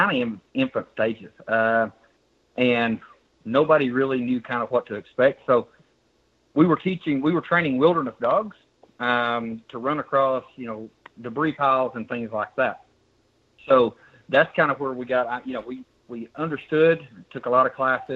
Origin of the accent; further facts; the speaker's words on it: right outside Knoxville, East Tennessee, United States; I was born and raised in East Tennessee area, right outside Knoxville. Grew up there.